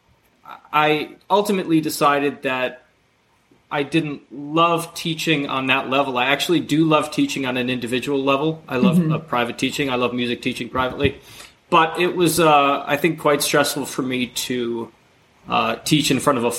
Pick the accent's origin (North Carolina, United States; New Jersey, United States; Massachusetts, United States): New Jersey, United States; I'm from New Jersey originally